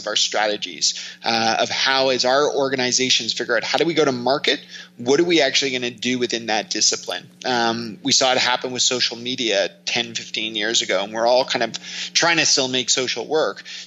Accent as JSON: {"language": "English", "town": "Toronto", "region": "Ontario", "country": "Canada", "said": "I'm from Toronto"}